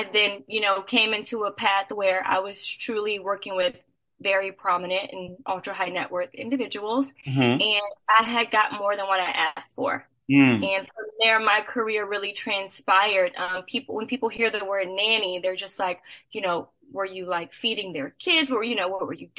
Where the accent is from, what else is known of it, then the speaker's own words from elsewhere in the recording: New Orleans, Louisiana, United States; I am originally from New Orleans.